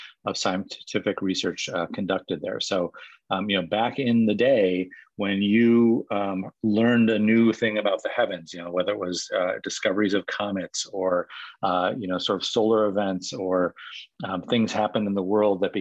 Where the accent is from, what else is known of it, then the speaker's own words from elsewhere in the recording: Whitefish Bay, Wisconsin, United States; moved away as an adult; I grew up in Whitefish Bay, which is just outside of Milwaukee, and so was a Wisconsinite by birth